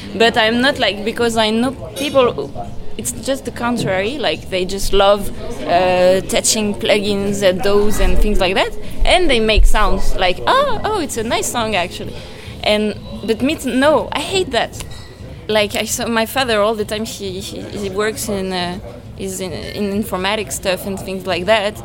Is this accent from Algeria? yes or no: no; Paris, Île-de-France, France; I come from France, Paris. I mean, I was born there.